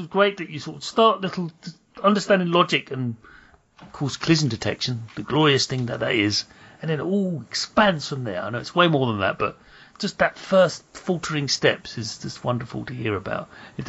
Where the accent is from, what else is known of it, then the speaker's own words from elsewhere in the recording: United Kingdom; me being British and of a certain age.